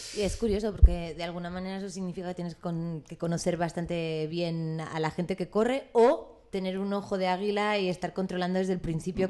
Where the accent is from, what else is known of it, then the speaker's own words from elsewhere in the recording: Madrid, Community of Madrid, Spain; yo soy madrileña